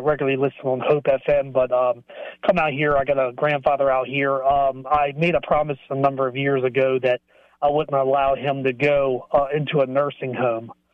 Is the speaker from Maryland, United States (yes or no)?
yes; Baltimore, Maryland, United States; moved away; I'm originally from Baltimore